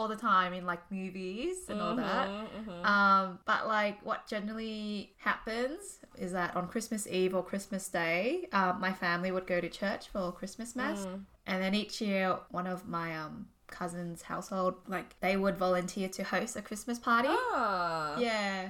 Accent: Australia; I'm an Aussie girl

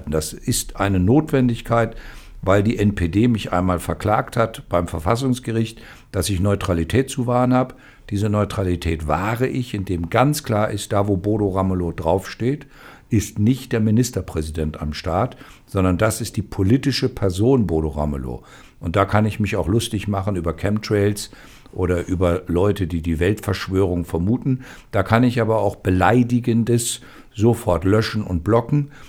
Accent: Thuringia, Germany; Also wir als Thüringer waren immer nicht ganz so glücklich, dass wir nicht so viel Produktion haben, wie wir uns wünschen würden.

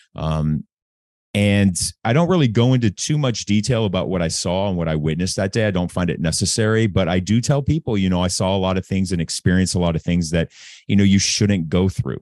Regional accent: Anaheim, California, United States; moved away as an adult; also born or lived in Newport Beach / Corona del Mar / New York; I grew up in Anaheim Hills, Newport Beach, Corona del Mar, um, really affluent neighborhoods

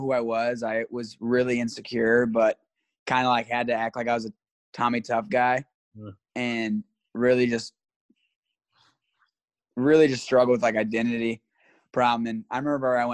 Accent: Ozark, Missouri, United States; I'm from Ozark, Missouri

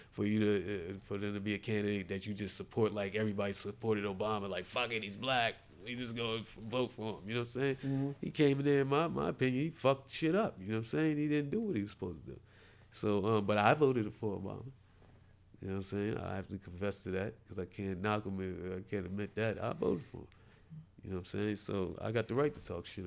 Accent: New Jersey, United States; I'm from Jersey.

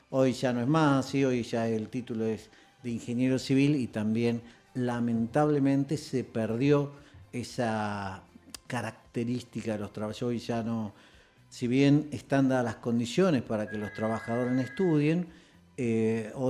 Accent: Rosario, Santa Fe, Argentina; No, en realidad nací en Santa Fe, pero viví acá, desde chico

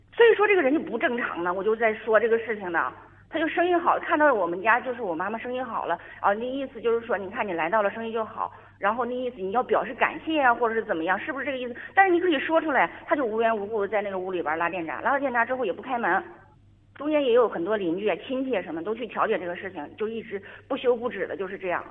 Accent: Northeast China, China; moved away as an adult; 因为我也是东北人，我是东北人，然后远嫁吧，远嫁，由于工作原因，就是在这个另外一个城市

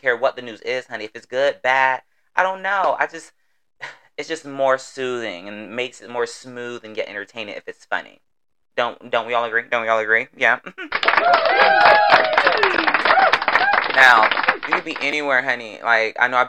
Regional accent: Florida, United States; accent: southern twang; I'm from the South, Florida to be exact. So while I'm talking, you may get a couple y'alls, finis, twang, all of it.

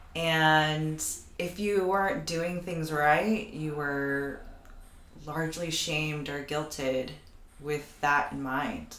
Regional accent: United States; for Filipinos and Filipino Americans specifically, we exist in such a in between space.

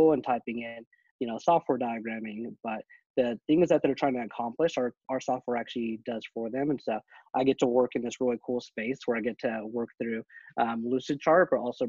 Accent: Texas, United States; I'm originally from Texas

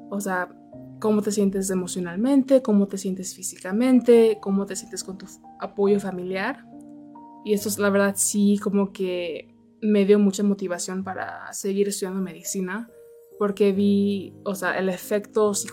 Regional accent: Texas, United States; also born or lived in Mexico City, Mexico / Los Angeles, United States; soy una mujer americana mexicana y crecí en Texas y en la Ciudad de México.

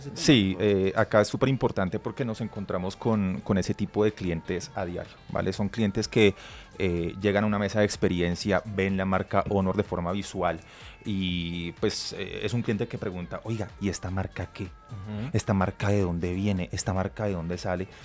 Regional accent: Colombia; somos, colombianos

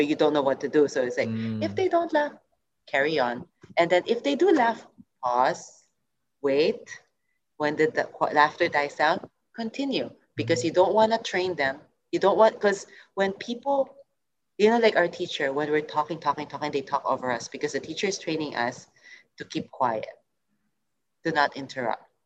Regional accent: Singapore; moved away as an adult; also born or lived in United States; I'm coming from Asia, I'm coming from Singapore

